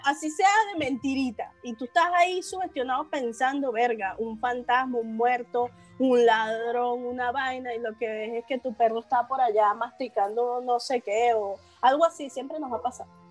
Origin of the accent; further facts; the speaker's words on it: Caracas, Capital District, Venezuela; moved away; also born or lived in Amuay, Falcón, Venezuela; Yo vivía en un pueblito que se llama Amuay. Yo soy de Caracas, pero me mudé a Amuay.